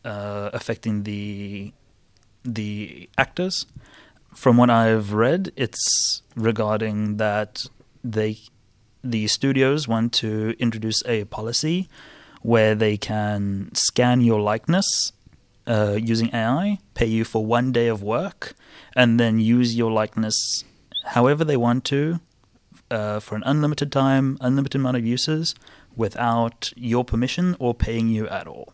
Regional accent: South Africa; I'm from South Africa

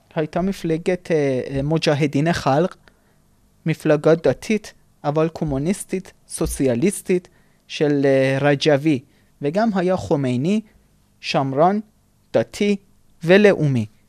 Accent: Isfahan, Iran; moved away as an adult; אני אספהאני לצורך הדוגמה. זאת אומרת, אבותי אבותי יצאו מבבל ועברו לאיראן. ועד אלפיים ושלוש אני גרתי באספהאן

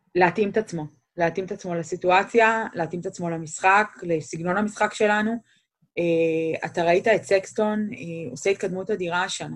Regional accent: Israel; now in Cleveland, United States; אנחנו ישראלים

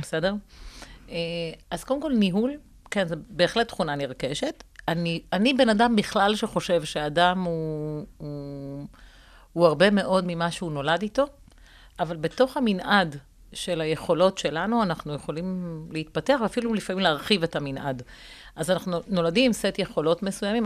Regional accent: Rishon LeZion, Central District, Israel; גדלתי בראשון

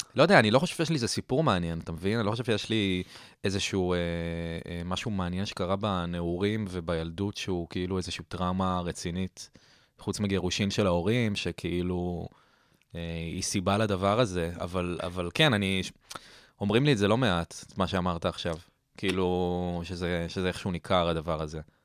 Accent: Herzliya, Tel Aviv District, Israel; also born or lived in Ra'anana; גדלתי ברעננה. אבל כ-, כזה, נ-, נולדתי בתל אביב, אה, אחר כך עברנו להרצליה, הייתי שם עשר שנים, ואז מגיל חמש עשרה אני ברעננה

